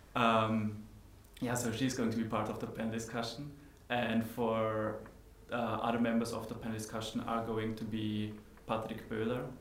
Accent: Austria; moved away as an adult; now in Netherlands; I come from Austria and I moved to the Netherlands four years ago.

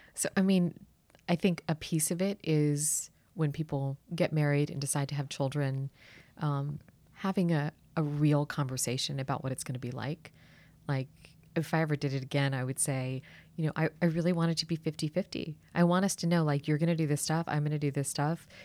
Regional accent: Washington, District of Columbia, United States; I actually grew up here in D C

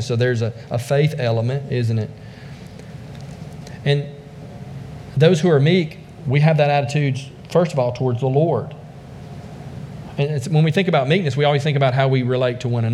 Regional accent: the South, United States; also born or lived in China; I'm from the South

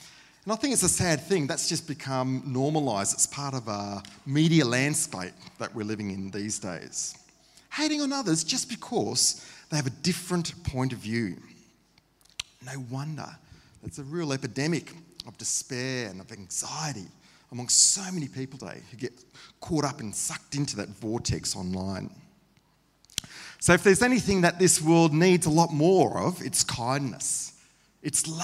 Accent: Queensland, Australia; also born or lived in Sydney, New South Wales; Passionate Queenslanders

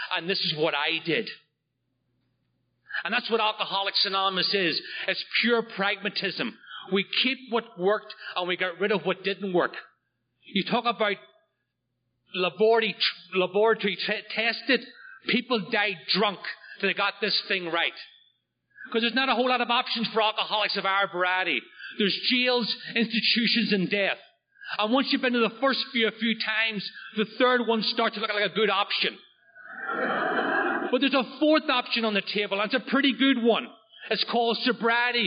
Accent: just outside of Belfast, Northern Ireland, United Kingdom; now in Oceanside, New York, United States; I'm from Northern Ireland. I grew up just outside of Belfast

